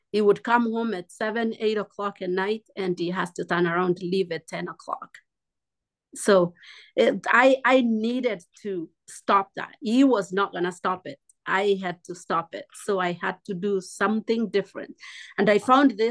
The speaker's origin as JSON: {"language": "English", "country": "Kenya", "moved": "as an adult", "lives_now": "United States", "said": "I'm from Kenya."}